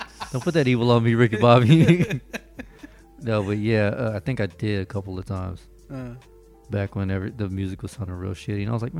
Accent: Florida, United States; moved away; I'm from Florida.

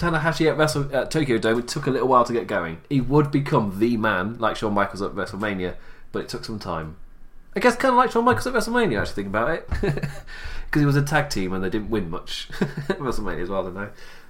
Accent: England, United Kingdom; I'm English

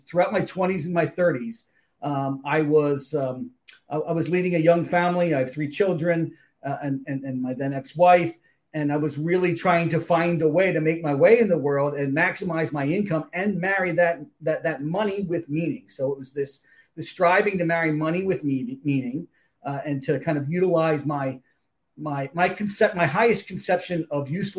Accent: Philadelphia, Pennsylvania, United States; moved away as an adult; also born or lived in Toledo, Ohio; Grew up in the Philadelphia area, lived there for most of my life, then moved out to the Midwest, to Toledo, Ohio.

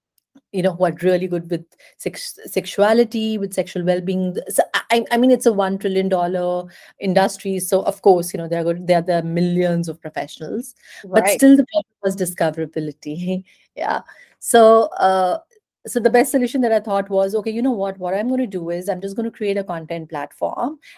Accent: India; also born or lived in Europe; I'm Indian by nationality. I come from a very, very small town in India

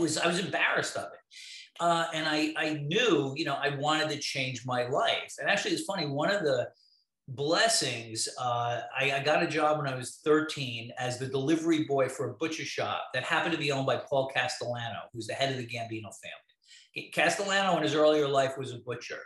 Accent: New York City, New York, United States; moved away; I grew up in Brooklyn, I was born in 1960

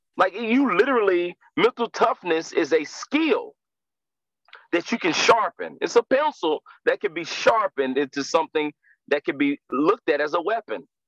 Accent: Winston-Salem, North Carolina, United States; I'm from Winston Salem, North Carolina uh, born and raised

